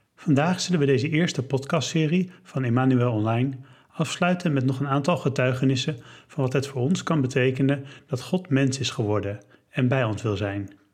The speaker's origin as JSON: {"language": "Dutch", "town": "Leiden", "region": "South Holland", "country": "Netherlands", "said": "ik kom uit Leiden."}